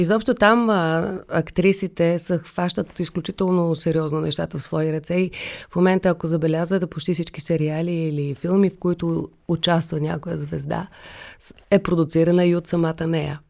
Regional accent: Sofia, Sofia City, Bulgaria; also born or lived in Kazanlak; че съм родена в София, че живея в София, че трябва да уча в София като дете

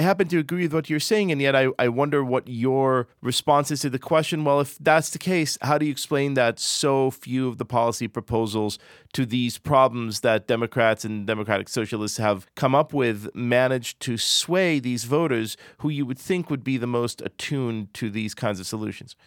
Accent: Israel; moved away; Growing up in Israel

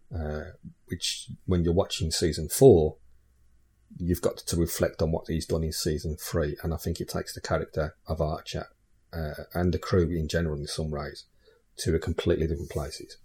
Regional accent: England, United Kingdom; my parents are Irish. So, you know, characteristically, uh, and genetically, I could say I'm Irish. But because I'm, I'm I live in England and, yeah, you know, I've lived there since I was, like, one year old. I class myself as English

